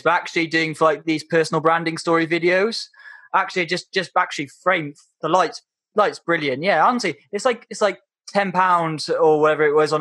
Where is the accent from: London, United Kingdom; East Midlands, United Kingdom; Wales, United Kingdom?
Wales, United Kingdom; I'm Welsh and proud. And oh yeah, I'm definitely not English.